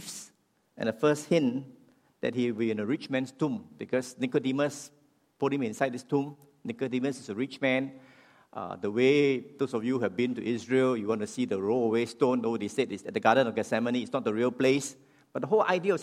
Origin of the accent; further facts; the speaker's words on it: Singapore; I'm a Singaporean